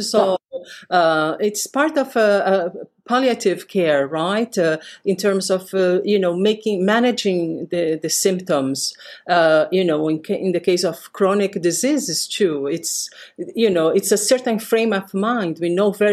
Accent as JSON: {"language": "English", "country": "Brazil", "tie": "born or raised there", "said": "I grew up in Brazil, so we have a very strong African-American culture there"}